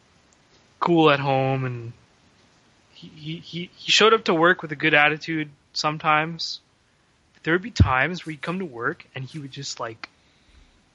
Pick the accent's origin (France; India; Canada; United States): Canada; also born or lived in Vancouver; I grew up in Canada